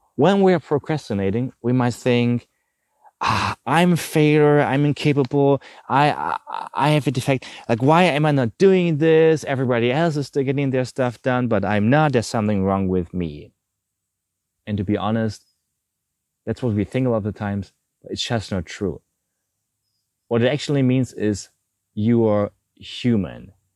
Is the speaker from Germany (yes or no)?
yes; Germany; I'm from Germany